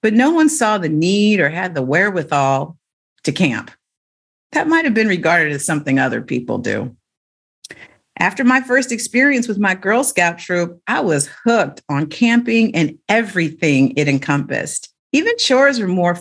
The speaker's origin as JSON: {"language": "English", "town": "Oakland", "region": "California", "country": "United States", "tie": "born or raised there", "said": "Growing up in the Bay Area meant being exposed to the cutting edge of early computer technology"}